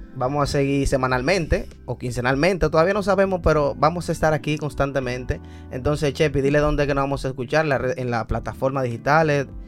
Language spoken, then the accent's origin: Spanish; Dominican Republic; como todo dominicano